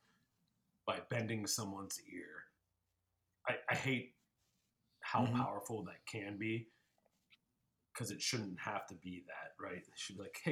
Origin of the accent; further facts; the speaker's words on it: the South, United States; the fucking South right now, including my home state